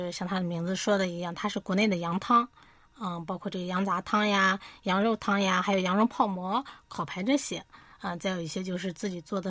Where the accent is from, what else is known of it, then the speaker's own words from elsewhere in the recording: Jining, Shandong, China; moved away as an adult; now in Seoul, South Korea; 我来自于中国山东的济宁，来到韩国呢，大概是有十年了。